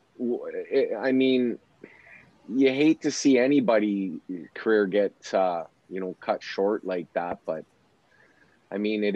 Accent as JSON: {"language": "English", "town": "Edmonton", "region": "Alberta", "country": "Canada", "tie": "born or raised there", "said": "growing up in Mill Woods, our brothers, Clay and my brothers kind of hung around with him"}